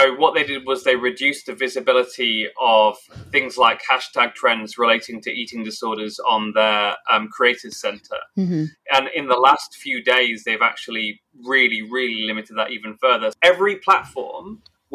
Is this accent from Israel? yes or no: no; England, United Kingdom; I'm British and I grew up in England.